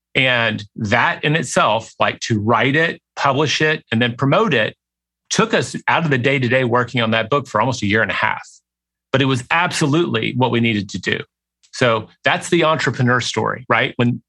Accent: Southern United States, United States; I mean, I grew up in the South. If that horrifies you, I'm sorry.

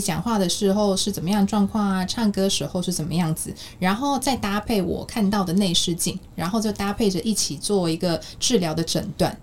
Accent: South Korea; moved away as an adult; now in Taiwan; 我妈妈是韩国人，然后小时候在韩国长大

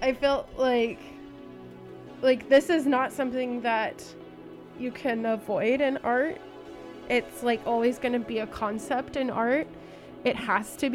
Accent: Alameda, California, United States; I'm from Alameda

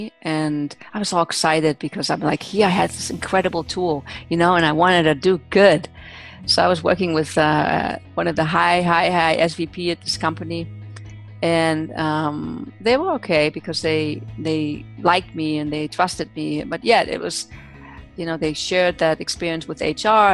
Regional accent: Germany; moved away; I was born and raised in Germany

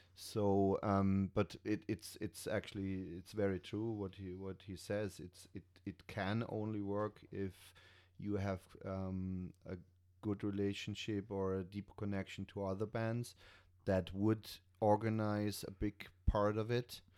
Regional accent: Germany; moved away as an adult; also born or lived in Switzerland; now in Ireland; I'm from Germany originally

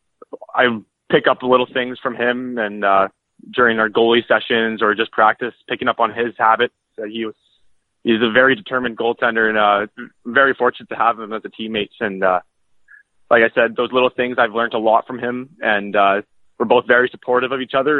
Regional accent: Beaumont, Alberta, Canada; I'm from Beaumont, Alberta, which is about 10 minutes south of Edmonton.

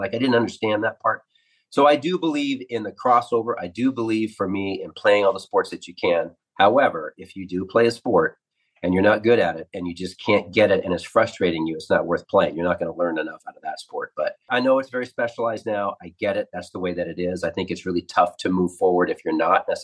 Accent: the Northwest, Pacific Northwest, United States; I grew up in the Northwest

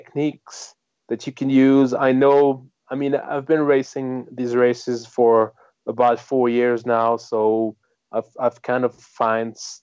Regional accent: France; I'm from France

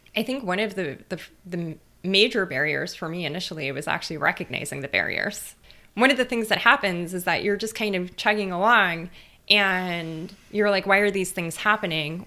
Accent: Los Angeles, California, United States; moved away as an adult; I grew up in East L

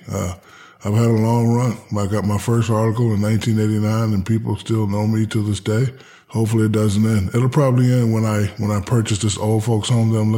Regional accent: Newark, New Jersey, United States; also born or lived in Hinesville, Georgia / Germany / San Antonio, Texas; I'm I'm from Newark, New Jersey. Mm-hmm.

